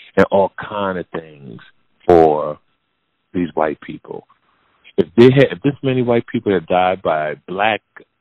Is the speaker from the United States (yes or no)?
yes; New Jersey, United States; I'm from New Jersey